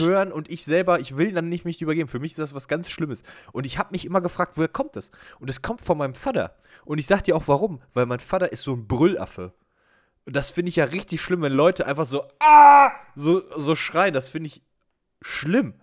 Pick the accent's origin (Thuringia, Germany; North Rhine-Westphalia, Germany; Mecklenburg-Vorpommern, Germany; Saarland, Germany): North Rhine-Westphalia, Germany; Brilon; in meinem Heimatort Brilon